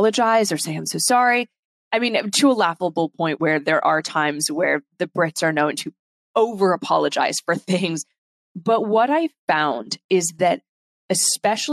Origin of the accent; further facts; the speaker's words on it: United States; also born or lived in London; I'm the only person born and raised in America from both sides of my family. So both my parents are British